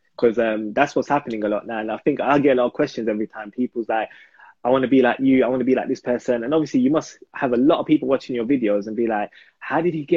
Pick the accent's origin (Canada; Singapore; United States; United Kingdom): United Kingdom; London; I'm from Hackney, so it's the most ghetto. You know what I'm saying? So everything that you can relate to, and I'm just like, I don't speak slang no more, but I grew up speaking like